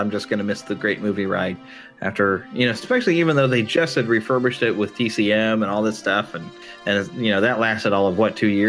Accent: Kansas City, Missouri, United States; here in Kansas City, my hometown.

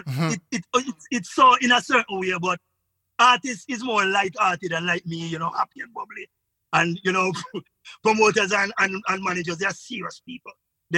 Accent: Jamaica; moved away; they invite me here because I'm the Jamaican that, you know, they kind of can rap with.

